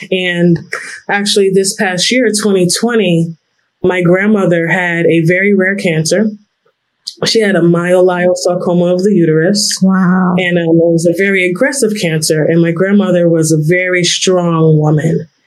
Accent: New York, United States; I am from New York.

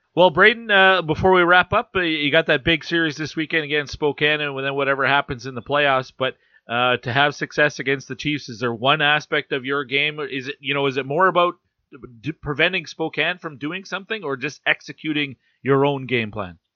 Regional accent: Canada; I'm Canadian

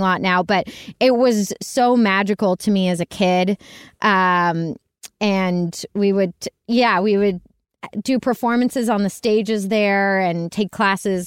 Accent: Pittsburgh, Pennsylvania, United States; I was born and raised in Pittsburgh, Pennsylvania

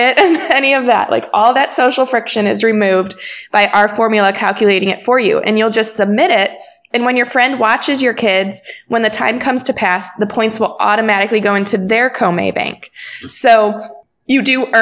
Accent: Akron, Ohio, United States; we're from Akron, Ohio

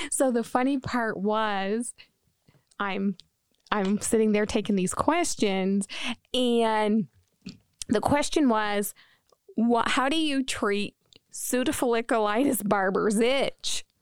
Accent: New Brunswick, Canada; now in Maine, United States; I am from New Brunswick, Canada. I am a maritime girl

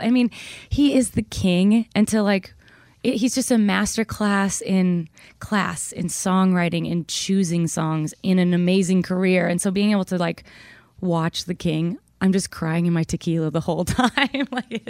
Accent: Minnesota, United States; and I'm from Minnesota, so it's my home stadium.

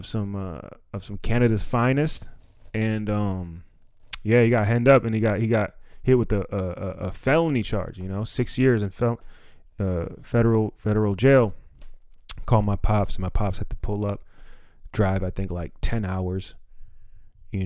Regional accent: Silver Spring, Maryland, United States; we grew up in Silver Spring

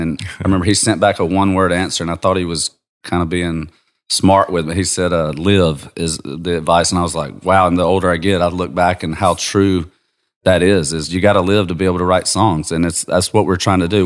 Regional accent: Georgia, United States; I'm from Georgia

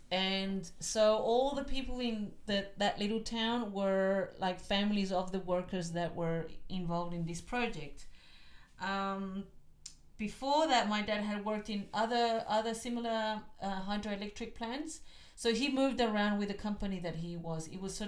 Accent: Melbourne, Victoria, Australia; also born or lived in Chile; And from there, we moved to Broadmeadows. That's where we grew up. I went to school in that area, in Glenroy. And then I grew up in Australia.

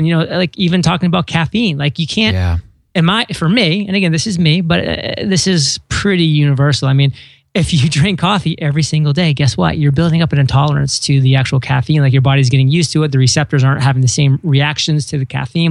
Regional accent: Maine, United States; moved away as an adult; I grew up in Maine for the first 18 years of my life

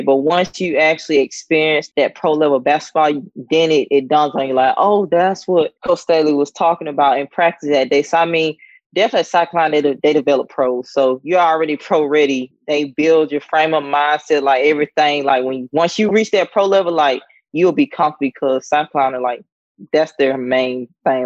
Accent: Sandersville, Georgia, United States; moved away as an adult; also born or lived in North Carolina / South Carolina; growing up in Georgia in the town of Sandersville

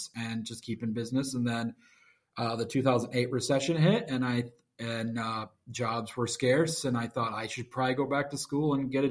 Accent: Grand Rapids, Michigan, United States; I was born in Grand Rapids, Michigan. I have not moved very far

